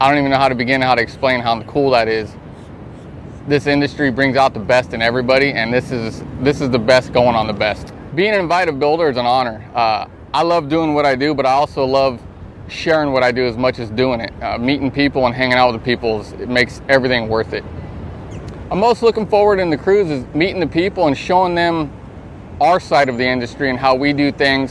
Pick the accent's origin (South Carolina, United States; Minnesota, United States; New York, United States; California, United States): California, United States; Fresno; I'm from Central California, Fresno area.